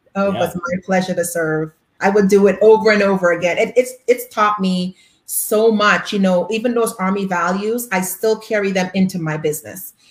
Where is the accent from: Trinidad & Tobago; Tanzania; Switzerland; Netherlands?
Trinidad & Tobago; I am from Trinidad and Tobago in the Caribbean